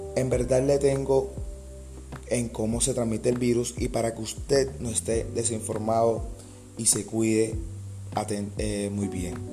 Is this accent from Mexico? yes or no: no; Colombia; mi país, Colombia